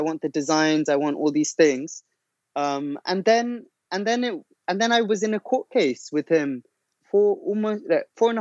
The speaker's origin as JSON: {"language": "English", "region": "London", "country": "United Kingdom", "said": "I'm from Northwest London"}